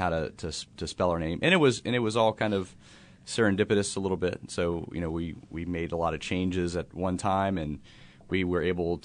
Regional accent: Covington, United States; But I live in Covington. I'm from Covington

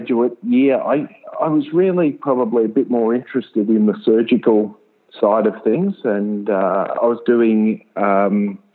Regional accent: Ballarat, Victoria, Australia; also born or lived in Melbourne; I grew up in Ballarat and then went off to Melbourne for uni

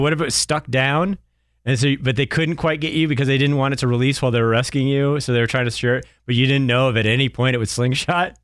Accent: Durham, New Hampshire, United States; moved away; where I grew up in New Hampshire is right by the University of New Hampshire

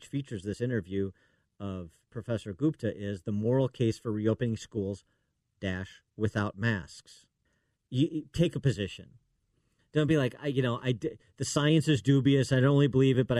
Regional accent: Illinois, United States; my home state of Illinois

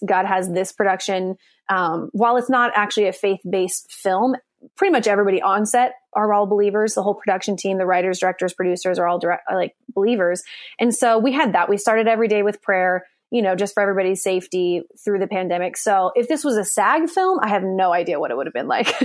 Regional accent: Coeur d'Alene, Idaho, United States; moved away as an adult; also born or lived in Nashville, Tennessee; now in Los Angeles, United States; Coeur d'Alene, Idaho, which is my hometown

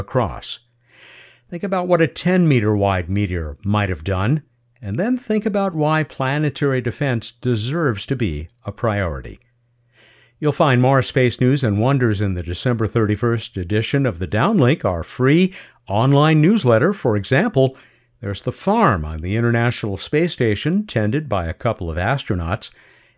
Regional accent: San Diego, California, United States; my hometown of San Diego, California

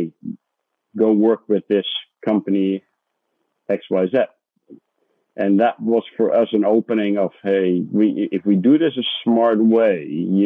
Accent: Netherlands; moved away as an adult; now in United States; I'm originally Dutch, So I grew up in the Netherlands

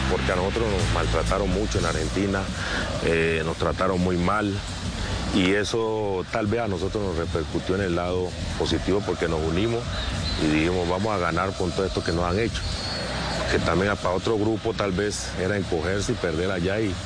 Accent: Colombia

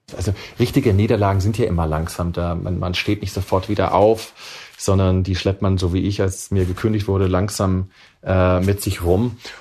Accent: Swabia, Baden-Württemberg, Germany; moved away; also born or lived in Silicon Valley; ich bin ein Kind der Mittelschicht, der Mittelschicht sozusagen aus Schwaben

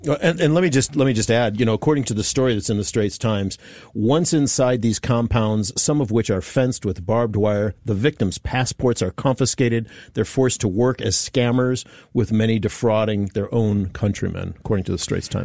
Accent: United States; as an American

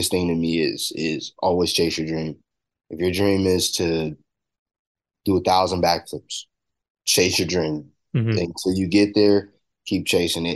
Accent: Corona, California, United States; I'm coming from California

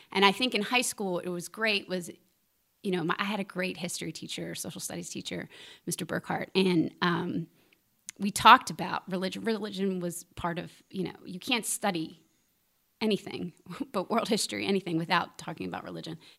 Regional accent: Philadelphia, Pennsylvania, United States; moved away; I grew up in Philadelphia. There's a church on every corner.

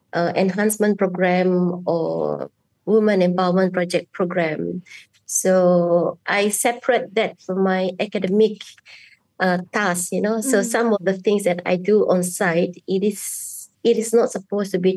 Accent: Kuching, Sarawak, Malaysia; I'm a bidayuh from Kuching, Sarawak, and I am an anthropologist at the Department of Anthropology.

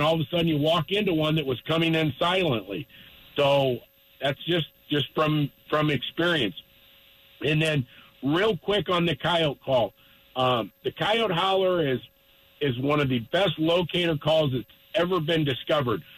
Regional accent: Littleton, Colorado, United States; I was born and raised in Littleton, and I moved to northeastern Colorado two and a half years ago

